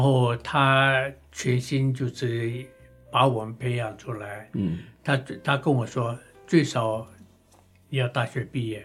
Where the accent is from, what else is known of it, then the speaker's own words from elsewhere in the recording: Chiayi, Taiwan; moved away; also born or lived in Minxiong; 我们搬到嘉义以后